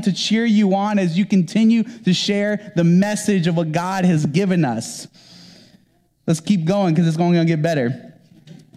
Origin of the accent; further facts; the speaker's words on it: the South, United States; moved away; I'm from the South, and I was raised in the South, and I went to church in the South